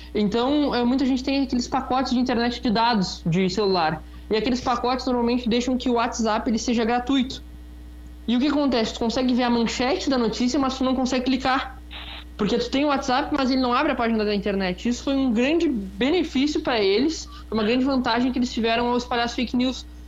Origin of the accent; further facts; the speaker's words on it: Rio Grande, Rio Grande do Sul, Brazil; aqui perto na cidade de Rio Grande, na verdade, minha cidade natal